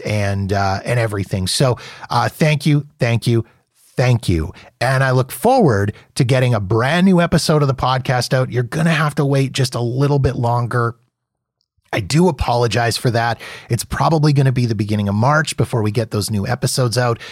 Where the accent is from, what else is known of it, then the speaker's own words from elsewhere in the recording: Canada; So here in Canada